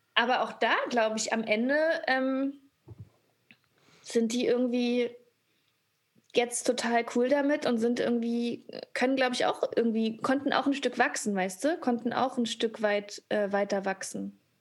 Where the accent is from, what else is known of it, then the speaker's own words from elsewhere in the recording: GDR, East Germany, Germany; ich bin auch äh, in der DDR geboren